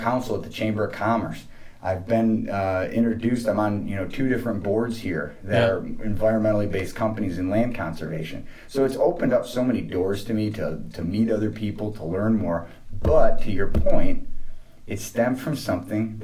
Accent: Michigan, United States; moved away as an adult; also born or lived in Arizona; I'm from Michigan, but I'd spent 9 years in Arizona

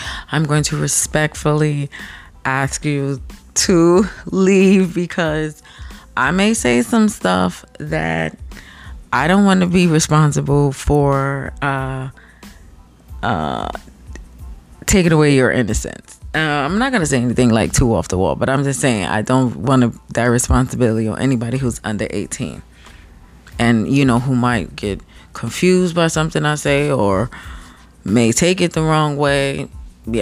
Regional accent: United States; me being American

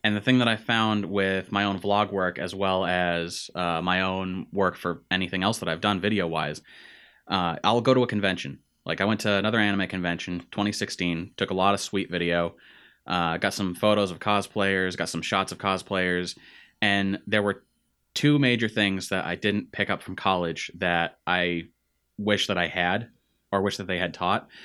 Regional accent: Central Massachusetts, United States; we grew up in Central Mass

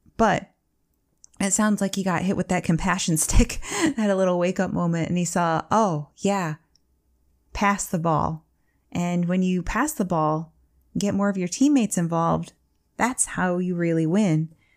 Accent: Michigan, United States; I'm from Michigan

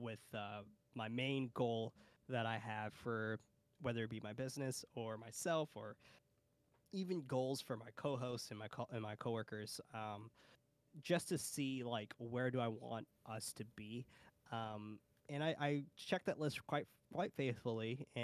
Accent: San Francisco, California, United States; I'm from San Francisco

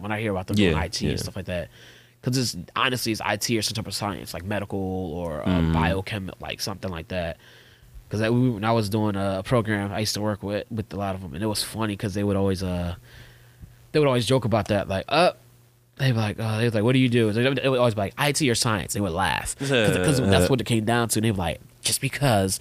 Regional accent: Philadelphia, Pennsylvania, United States; also born or lived in Phoenix, Arizona; now in Los Angeles, United States; I'm from Philly.

